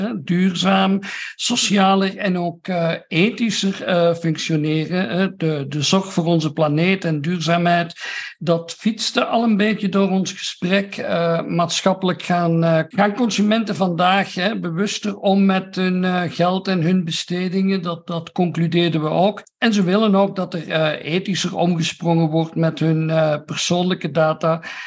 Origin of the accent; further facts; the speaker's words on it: Belgium; altijd als Belg